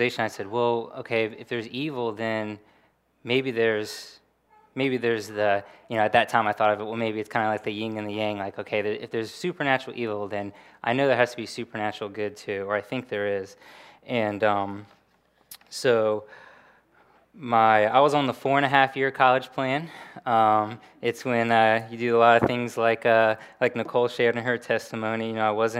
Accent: Williamsburg, Virginia, United States; I grew up in Williamsburg, Virginia, just down the road.

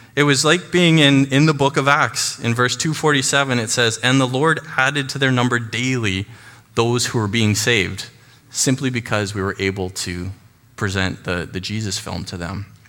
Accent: Chilliwack, British Columbia, Canada; also born or lived in Burundi; I was born and raised here in Chilliwack, and I've lived here most of my life

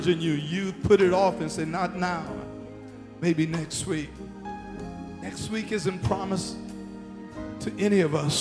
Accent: Arthurtown, South Carolina, United States; his family and I grew up together in Arthurtown

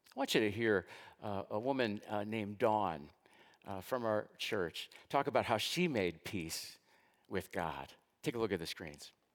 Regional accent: United States; I was born into this country of the United States.

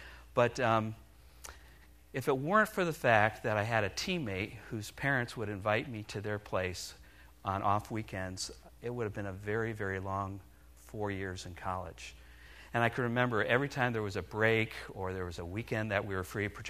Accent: Milford, Connecticut, United States; moved away as an adult; I spent the first 19 years of my life being born and raised in New England. That's right, I'm a New England boy. In fact, to be exact, I grew up in Milford, Connecticut. Now, Milford is about 60 miles northeast of New York City along the Long Island Sound.

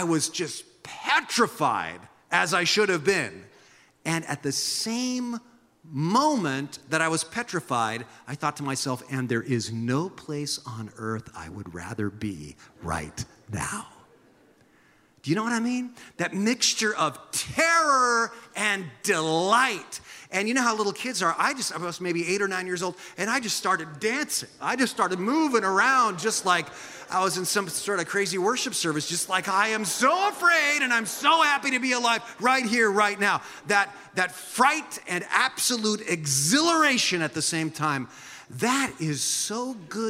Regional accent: San Jose, California, United States; now in Santa Cruz, United States; I remember growing up in San Jose

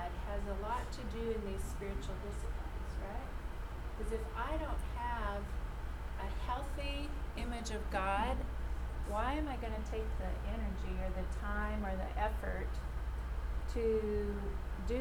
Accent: Saskatchewan, Canada; when I was probably 7 or 8, we lived in Saskatchewan. I'm a Canadian

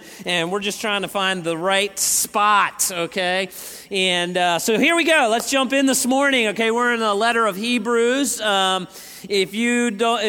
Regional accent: Northeast, United States; moved away; I'm from the Northeast

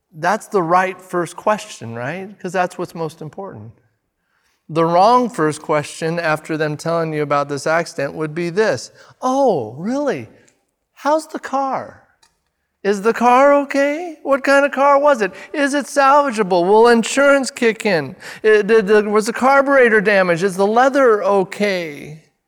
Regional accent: United States; I'm, I'm an American

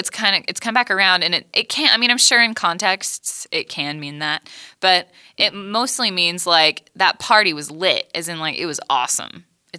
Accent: Katy, Texas, United States; I'm from Katie.

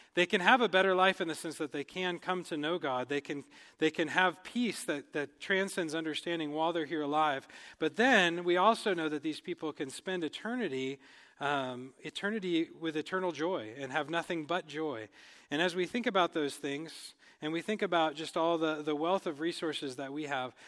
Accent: United States; moved away as an adult; now in Cameroon; as, uh, Americans, as English speakers

